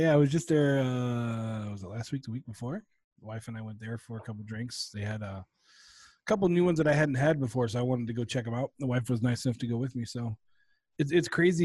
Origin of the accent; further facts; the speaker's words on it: Rolla, Missouri, United States; I was born in Rolla